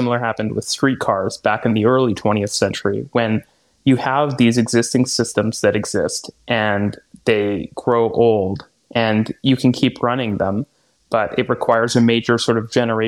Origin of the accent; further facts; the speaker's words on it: Vancouver, British Columbia, Canada; also born or lived in Toronto; now in Montreal, Canada; I grew up in Vancouver.